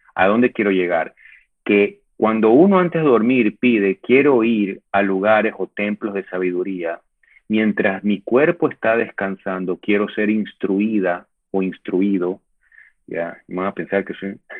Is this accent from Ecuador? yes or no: yes; Ecuador; yo me siento ecuatoriano